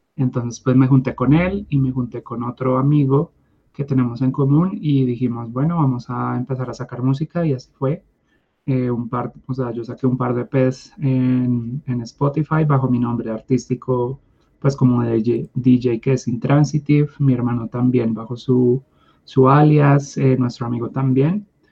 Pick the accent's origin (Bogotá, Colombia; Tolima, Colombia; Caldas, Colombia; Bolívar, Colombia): Bogotá, Colombia; nací en Bogotá